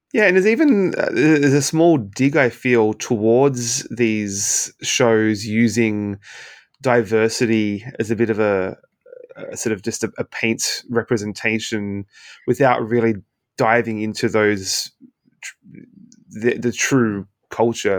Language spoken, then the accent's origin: English; Australia; moved away as an adult; now in Canada; in Australia, where I, where I'm from